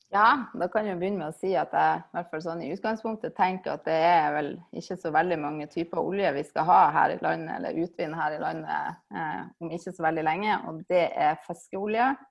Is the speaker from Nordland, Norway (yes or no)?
yes; Svolvær, Nordland, Norway; moved away as an adult; Jeg kommer fra Svolvær i Lofoten, der jeg er oppvokst